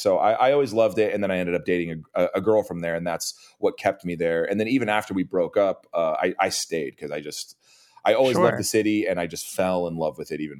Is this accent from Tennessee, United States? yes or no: no; Costa Mesa, California, United States; also born or lived in Long Beach / Montreal; So I was born in Long Beach, and then I grew up in Costa Mesa, and then kind of around the time when the band started, my mom took us down to South Orange County.